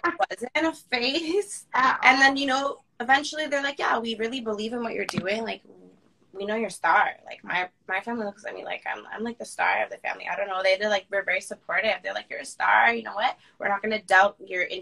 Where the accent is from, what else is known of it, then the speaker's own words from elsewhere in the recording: Toronto, Ontario, Canada; I'm born in Toronto. I grew up in Toronto, like Peel region, then I moved to Toronto.